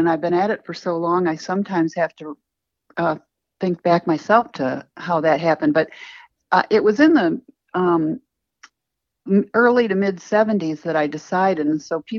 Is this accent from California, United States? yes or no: no; Ohio, United States; moved away as an adult; also born or lived in Chicago, Illinois / Abilene, Texas / Austin, Texas; I grew up in Ohio